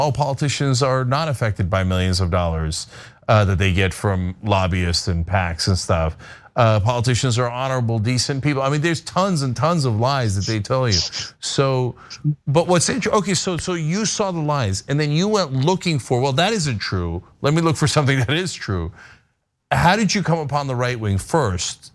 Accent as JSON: {"language": "English", "region": "New Jersey", "country": "United States", "tie": "born or raised there", "said": "I live five minutes from Rutgers growing up in New Jersey"}